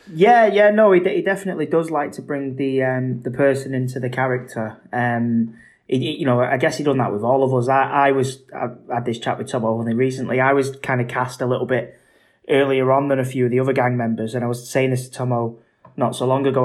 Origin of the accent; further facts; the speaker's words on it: Manchester, North West England, United Kingdom; I'm a Mancunian